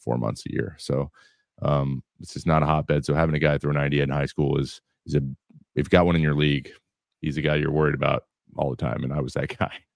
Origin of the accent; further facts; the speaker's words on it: Kelso, Washington, United States; I grew up in Kelso, Washington